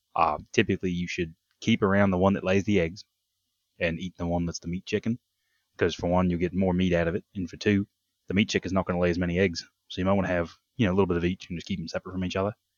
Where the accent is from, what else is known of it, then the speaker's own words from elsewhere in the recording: Tasmania, Australia; moved away as an adult; now in United States; growing up in Tasmania on a cattle farm, they had, uh, sheep as well